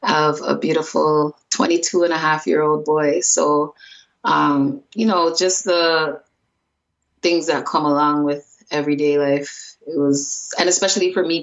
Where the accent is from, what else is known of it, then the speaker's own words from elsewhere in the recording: Toronto, Ontario, Canada; I was raised in the baddest area in Canada, Jane and Finch